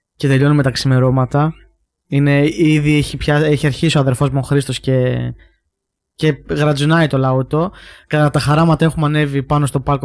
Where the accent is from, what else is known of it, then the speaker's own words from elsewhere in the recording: Heraklion, Crete, Greece; now in Athens, Greece; εμεί είμαστε από το Ηράκλειο